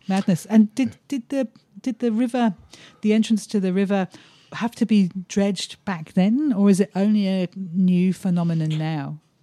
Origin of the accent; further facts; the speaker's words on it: England, United Kingdom; now in Australia; I'm English